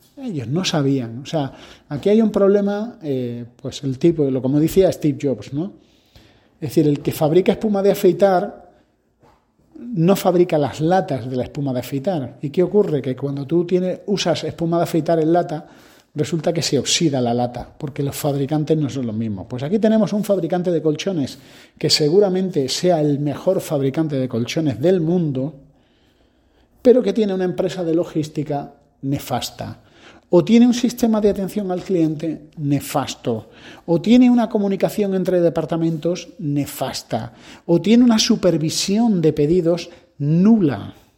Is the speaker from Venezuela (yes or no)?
no; Spain; como españoles tenemos que aprender